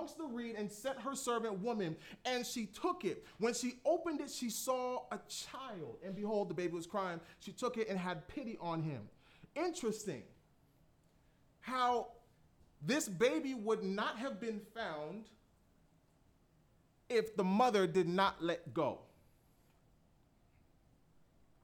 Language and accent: English; Florida, United States; I'm from Florida